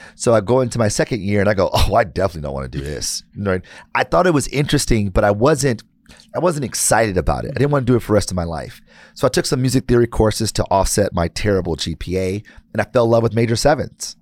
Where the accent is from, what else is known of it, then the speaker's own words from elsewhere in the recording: Detroit, Michigan, United States; I'm born and raised in Detroit